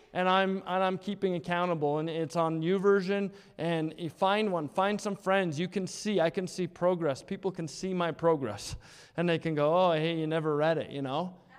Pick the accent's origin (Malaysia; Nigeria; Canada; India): Canada; Edmonton, Alberta; the house that we lived in growing up in Blue Quill